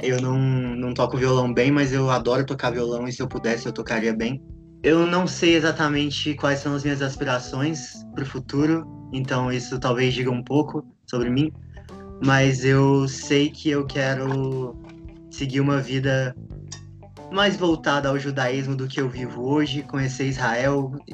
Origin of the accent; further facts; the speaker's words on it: Rio de Janeiro, Brazil; moved away; also born or lived in Goiânia; eu nasci no Rio